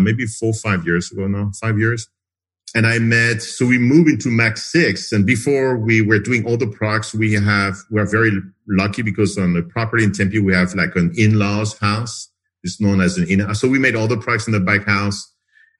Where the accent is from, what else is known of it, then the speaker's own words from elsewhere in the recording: France; moved away as an adult; also born or lived in United States; now in Phoenix, United States; I'm originally from France, so I moved to the U.S. 30 years ago, became a citizen like 20 years ago